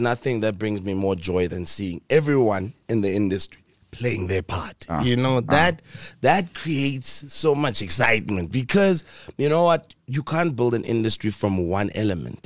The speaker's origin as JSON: {"language": "English", "town": "Pretoria", "region": "Gauteng", "country": "South Africa", "tie": "born or raised there", "said": "moving back to the capital city, Pretoria, my hometown"}